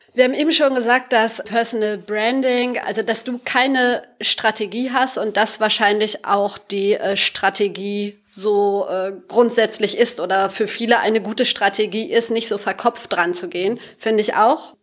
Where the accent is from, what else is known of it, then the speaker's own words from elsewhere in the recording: Sauerland, North Rhine-Westphalia, Germany; moved away; Wir kommen alle aus dem Sauerland